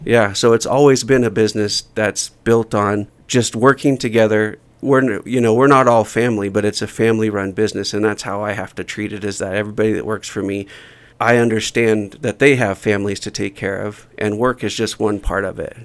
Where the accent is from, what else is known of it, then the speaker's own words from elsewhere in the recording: Oregon, United States; moved away as an adult; also born or lived in Alaska; now in Jackson, United States; I grew up in a small town in, in Oregon